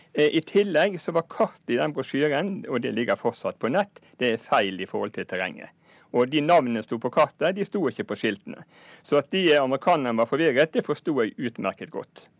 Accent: Norway; vi som nordmenn

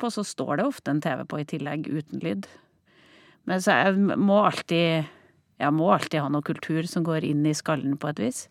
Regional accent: Overhalla, Trøndelag, Norway; Overhalla, der jeg vokste opp

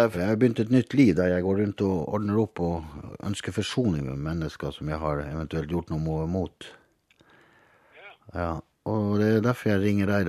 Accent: Hammerfest, Finnmark, Norway; Jeg kommer fra Nord-Norge. Hammerfest. Verdens nordligste by. Visste du det? Gjorde du ikke det?

